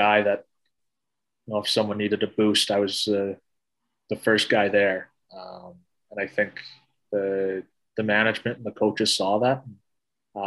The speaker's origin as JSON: {"language": "English", "country": "Canada", "tie": "born or raised there", "said": "as a Canadian kid, you grow up religiously watching the World Juniors every year at Christmas"}